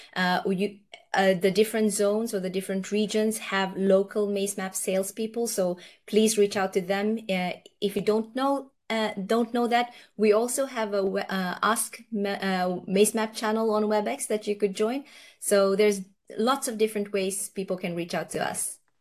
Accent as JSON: {"language": "English", "country": "Fiji", "tie": "born or raised there", "also_born_or_lived": "Nepal", "moved": "yes", "lives_now": "Norway", "said": "I was born in Nepal. Uh, both my parents are Nepalese, and then I've gone and uh, my par- parents went to uh, Fiji uh, from Nepal when I was quite young. So I've grown up in Fiji"}